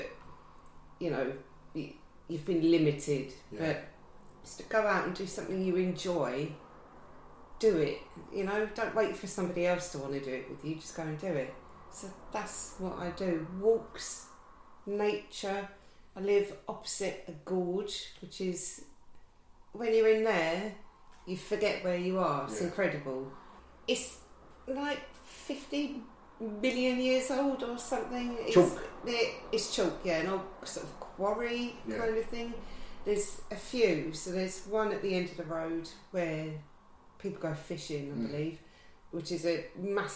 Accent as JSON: {"language": "English", "area": "Surrey", "region": "South East England", "country": "United Kingdom", "said": "I'm from Surrey originally"}